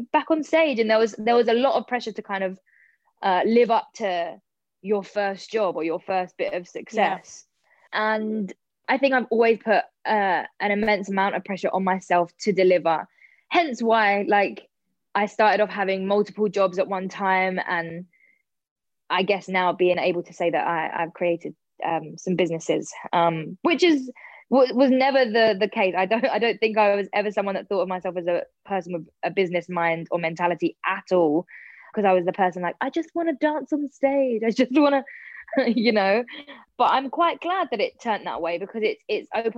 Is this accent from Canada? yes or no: no; London, United Kingdom; I'm such a South London girl